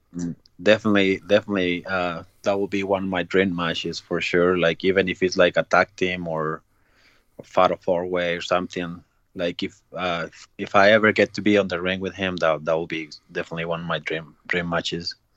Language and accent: English; Ciudad Juárez, Chihuahua, Mexico; I was growing up in Mexico in uh, Juarez, is uh, that's uh, border town with uh, with El Paso.